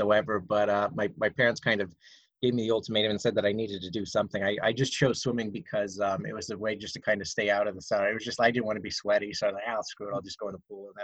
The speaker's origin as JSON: {"language": "English", "town": "Pottsville", "region": "Pennsylvania", "country": "United States", "said": "I'm from Pottsville"}